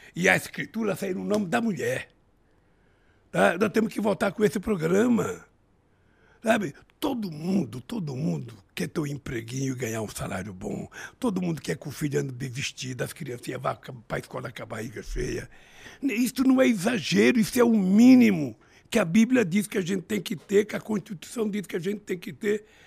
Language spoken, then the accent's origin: Portuguese; São Paulo, Brazil; also born or lived in Garanhuns, Pernambuco; na minha terra natal, onde eu nasci, em Garanhuns, eu vim comer pão pela primeira vez em São Paulo com sete anos de idade